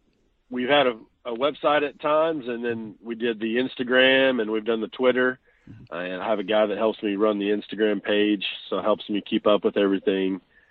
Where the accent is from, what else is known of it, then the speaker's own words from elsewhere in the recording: Chickasha, Oklahoma, United States; also born or lived in Washington, Oklahoma; I'm originally from Chickasha, Oklahoma. Mm-hmm. My kids go to school in Washington, Oklahoma now is where we currently live.